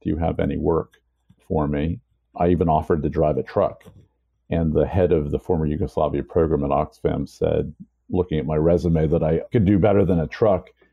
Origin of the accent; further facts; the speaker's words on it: New York City, New York, United States; also born or lived in Salzburg, Austria / Virginia; I grew up in the Lower East Side and East Village of New York City in the late 70s and 80s.